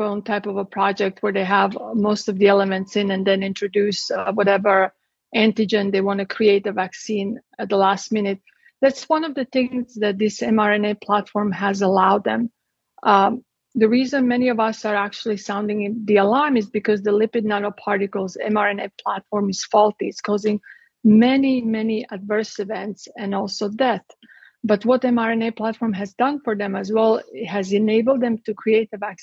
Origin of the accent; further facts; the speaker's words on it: Croatia; moved away as an adult; I'm from Croatia. I was born in Yugoslavia and I lived there under communism until I was 18 years old.